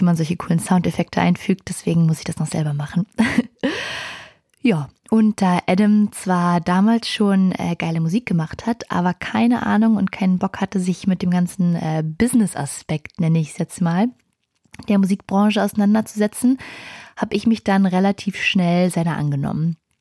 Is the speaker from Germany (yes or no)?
yes; Berlin, Germany; Ich komme aus Berlin